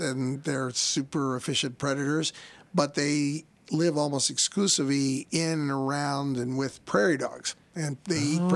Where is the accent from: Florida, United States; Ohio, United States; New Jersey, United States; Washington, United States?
New Jersey, United States; moved away; also born or lived in New Orleans, Louisiana / Australia; I grew up in North Jersey